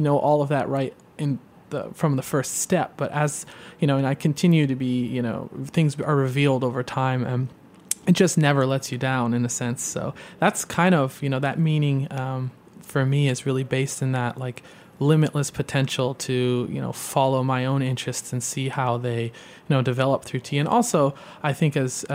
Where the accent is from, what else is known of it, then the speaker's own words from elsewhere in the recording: Midwest, United States; also born or lived in Boston; now in New York, United States; as a fellow Midwesterner growing up